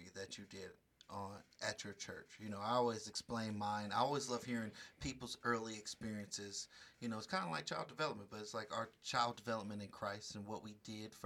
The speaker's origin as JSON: {"language": "English", "town": "Richmond", "region": "California", "country": "United States", "said": "I'm from Kennedy Manor"}